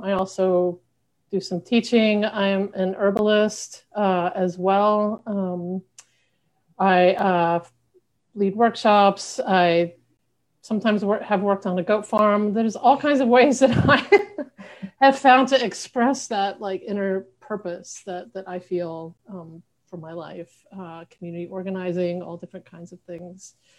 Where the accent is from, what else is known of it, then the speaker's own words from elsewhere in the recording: Arkansas, United States; also born or lived in Western United States; now in Buffalo, United States; I'm originally from Arkansas